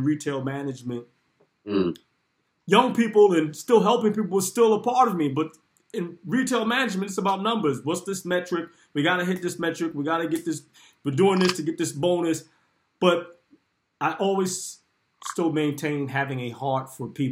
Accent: New York City, New York, United States; I grew up in Bedford Stuyvesant.

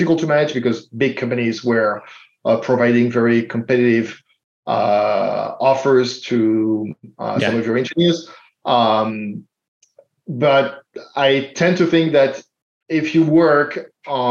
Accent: Paris, Île-de-France, France; English is a second language; now in Portland, United States; I'm a first-gen immigrant. As you can tell from my accent, I'm not American. I was born in France.

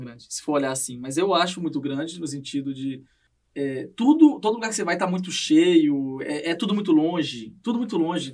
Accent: Minas Gerais, Brazil; moved away as an adult; now in Canada

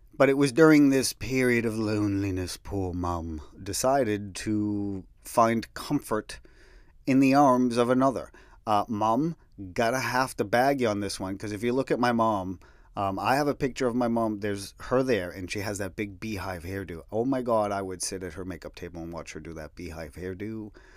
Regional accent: New England, United States; my hometown, but it was tough

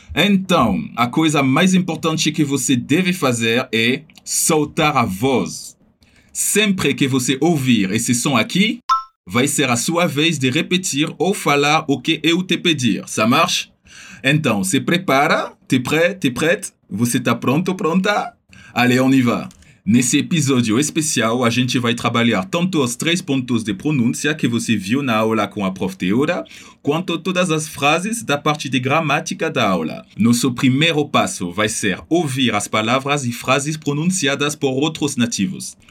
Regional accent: Paris, Île-de-France, France; eu venho de Paris, que por sinal é meu caso

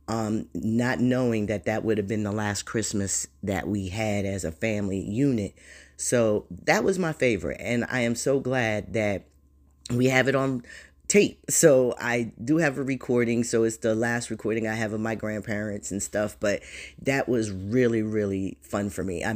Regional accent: Jersey Shore, New Jersey, United States; I'm from New Jersey, Jersey Shore, proud, very proud to be a Shore girl.

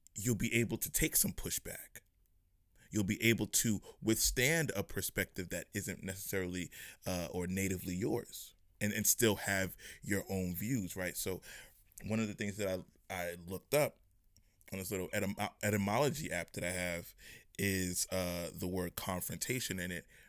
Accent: New York, United States; I'm from New York

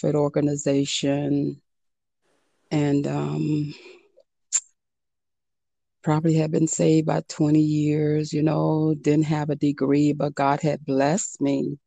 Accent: Miami, Florida, United States; I come from Miami, so you always had the summer youth programs

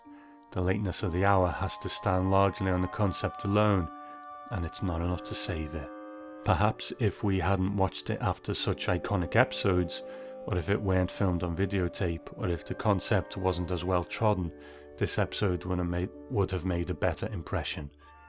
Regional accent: Binghamton, New York, United States; especially as the years go by while away from my hometown. The Binghamton area has for the past century been known for its number of free carousels.

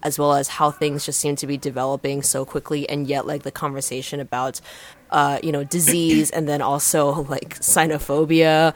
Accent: United States; I grew up near New York

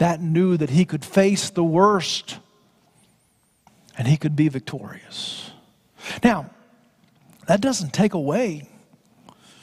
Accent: Florida, United States; Growing up in Florida

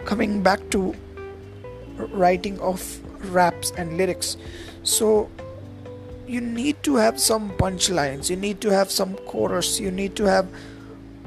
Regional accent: India; I am from India

